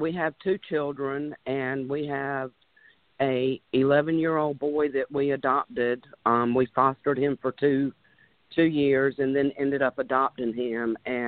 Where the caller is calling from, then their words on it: North Carolina, United States; I'm calling from North Carolina.